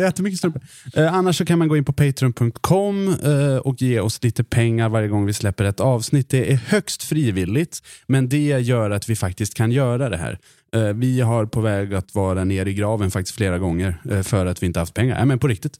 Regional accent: Mora, Dalarna County, Sweden; accent: Dalarna dialect; moved away; Jag är från Mora. Så jag försöker inte förlöjliga Dalarna-dialekten

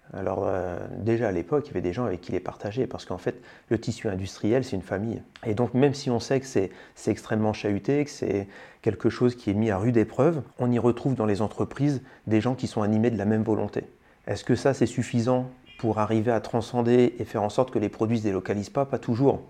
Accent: Senlis, Hauts-de-France, France; je suis un pur produit picard, je suis né à Senlis, dans le sud de l'Oise, et j'ai vécu ma tendre enfance dans le village de saint le là où mes parents avaient leur travail

